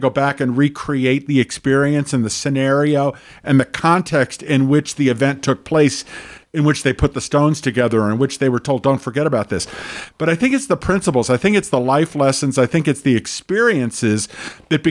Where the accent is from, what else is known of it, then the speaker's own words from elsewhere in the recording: New York City, New York, United States; I grew up in the New York City area